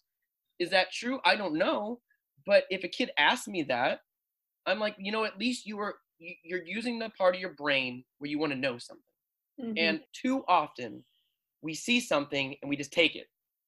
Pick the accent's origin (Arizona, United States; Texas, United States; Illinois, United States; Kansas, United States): Arizona, United States; Phoenix; I'm from Phoenix